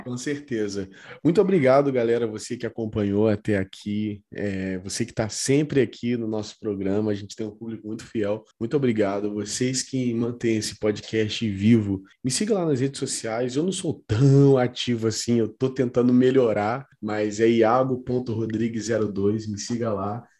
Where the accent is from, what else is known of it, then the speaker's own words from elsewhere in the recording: Volta Redonda, Rio de Janeiro, Brazil; moved away as an adult; now in São Paulo, Brazil; Eu sou do Rio e tal, eu absorvi muito daquilo lá, apesar de eu, nasci, eu ser nascido no interior do Rio